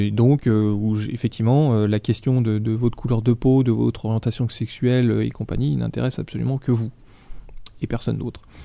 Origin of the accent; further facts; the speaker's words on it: France; chez nous, chez nous en France